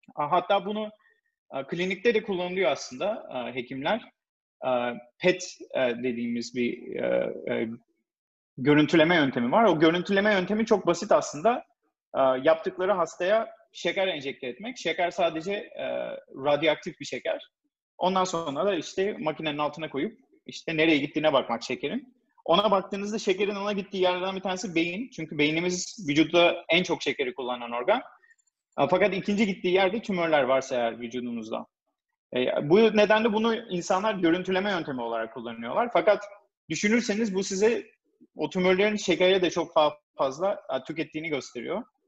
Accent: İzmir, Turkey; moved away as an adult; also born or lived in Ankara / New York, United States; now in United States; Ben İzmir doğumluyum

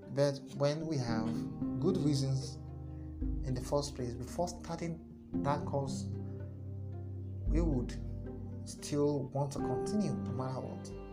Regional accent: Nigeria; my country, Nigeria

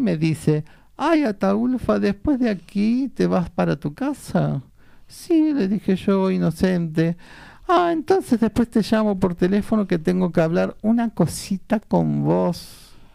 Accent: Buenos Aires, Argentina; nací, entre, en eh, en Mataderos entre hinches y carniceros

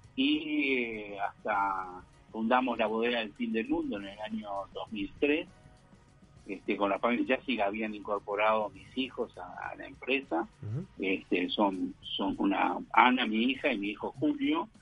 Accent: Montevideo, Uruguay; moved away as an adult; now in Neuquén, Argentina; Soy uruguayo, viví en, Carrasco, en Montevideo, hasta los 20, 21 años cuando vine aquí a la Argentina

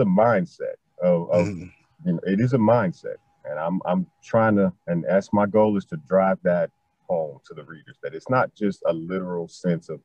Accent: Chicago, Illinois, United States; I am from Chicago, born and raised

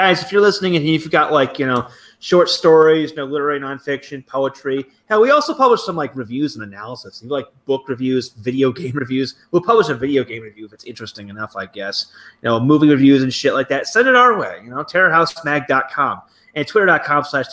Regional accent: United States; moved away; it is nice being the only American around

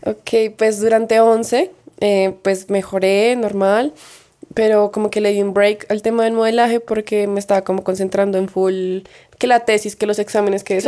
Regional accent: Bogotá, Bogotá Capital District, Colombia; pues Bogotá

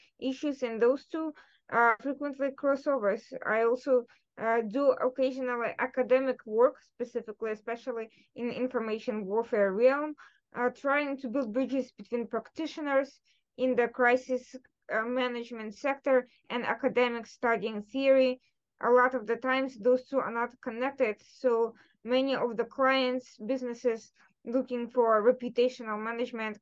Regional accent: Ukraine; first language Russian; English is a second language; moved away; I'm from Ukraine myself. Originally, I'm affluent. I'm a native Russian speaker

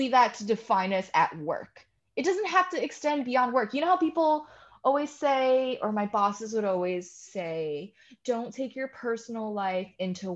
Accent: Newark, New Jersey, United States; I grew up in Newark.

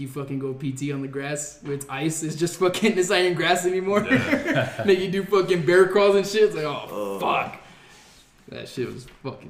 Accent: El Paso, Texas, United States; They found out I was from El Paso

